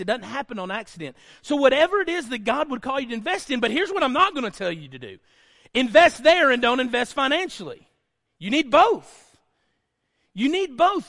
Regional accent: Lickskillet, Alabama, United States; growing up in Lickskill, Alabama

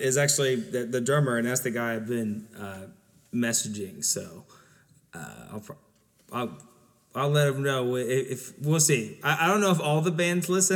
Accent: Southern Ohio, United States; growing up in Southern Ohio

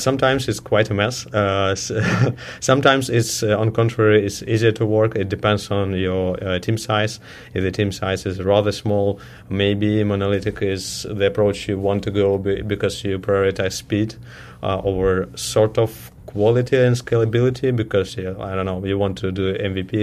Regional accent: Ukraine; also born or lived in Russia; now in Toronto, Canada; I'm originally from Ukraine, but I started my career as a developer in Russia. And 1 year ago, I moved to Toronto, Canada

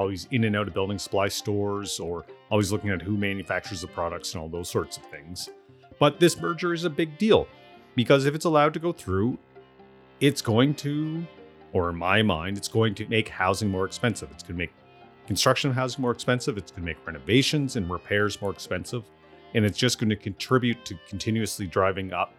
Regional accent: Amherst, Nova Scotia, Canada; born or raised there; moved away as an adult

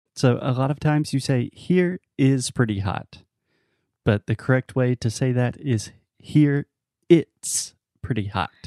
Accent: South Carolina, United States; I really love South Carolina, my home state

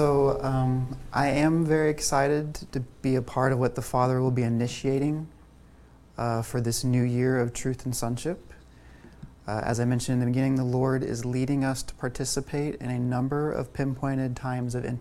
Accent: Port St. John, Florida, United States; moved away; I'm coming originally from Florida, Port St. John

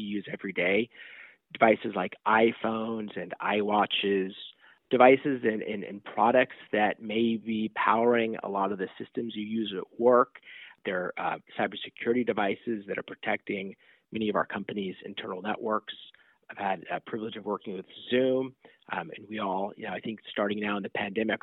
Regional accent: Southern California, United States; also born or lived in New York; now in Silicon Valley, United States; I grew up primarily in Southern California

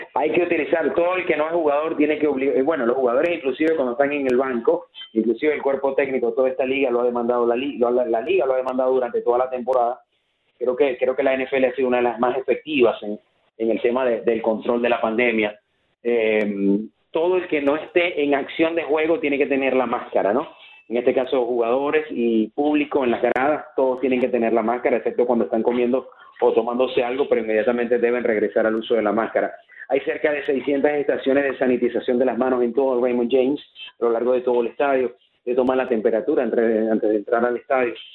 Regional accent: Maracaibo, Zulia, Venezuela; moved away; yo que vengo de Maracaibo, los maracuchos eh, tomamos cualquier ocasión para celebrar

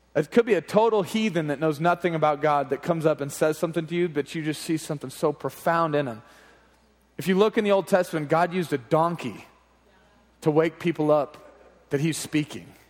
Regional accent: Oklahoma, United States; Growing up in Oklahoma

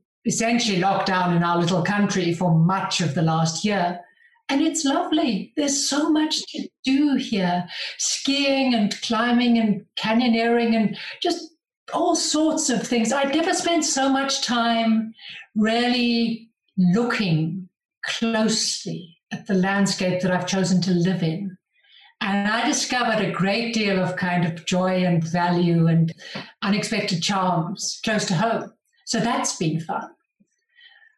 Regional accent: Johannesburg, Gauteng, South Africa; moved away as an adult; now in Andorra; I grew up in Johannesburg in South Africa, big city, huge grass plain, not a mountain in sight

